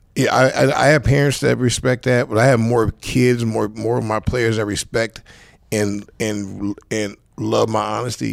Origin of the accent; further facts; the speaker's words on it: Los Angeles, California, United States; I'm from Saw Central Los Angeles